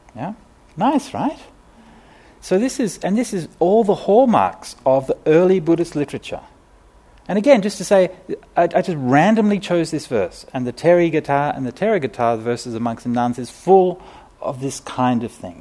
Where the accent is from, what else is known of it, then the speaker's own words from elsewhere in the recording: Australia; I'm a city kid, right? I mean, you know, I, I grew up in Australia, but, you know, in the city